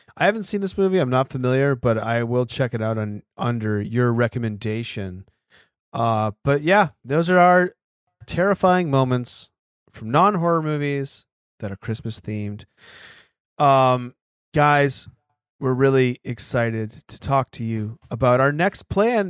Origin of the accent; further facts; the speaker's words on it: Sanford, Maine, United States; my hometown of Sanford, Maine